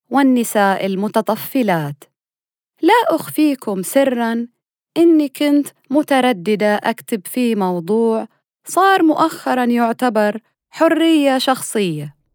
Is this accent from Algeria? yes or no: no; Saudi Arabia; يعني إحنا كسعوديين بمختلف مناطقنا ومذاهبنا